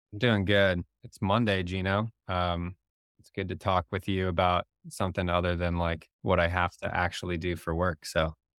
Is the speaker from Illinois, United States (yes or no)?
yes; Barrington, Illinois, United States; also born or lived in West Coast; now in Chicago, United States; I grew up in the Northwest burbs in Barrington